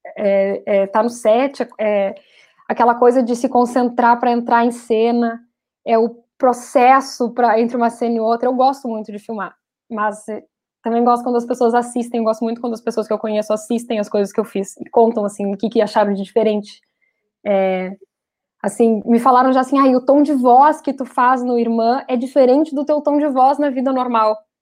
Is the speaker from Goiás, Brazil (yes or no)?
no; Rio Grande do Sul, Brazil; eu sou gaúcha